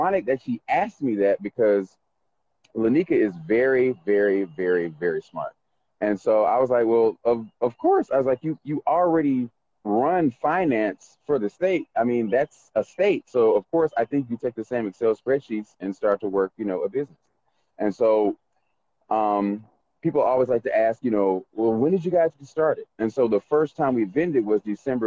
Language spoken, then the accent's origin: English; Macon, Georgia, United States; also born or lived in Carrollton, Georgia / Atlanta, Georgia; I was born in Macon, Georgia, 1977 at the Macon Coliseum